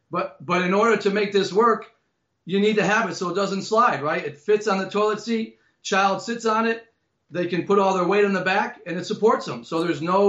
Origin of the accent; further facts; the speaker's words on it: Amherst, New Hampshire, United States; my hometown in New Hampshire, Amherst, New Hampshire.